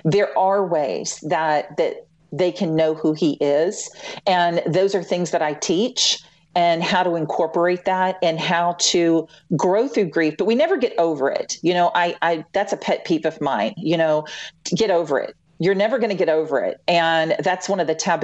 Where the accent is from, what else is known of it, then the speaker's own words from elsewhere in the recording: Louisiana, United States; moved away as an adult; also born or lived in Memphis; I'm originally from Louisiana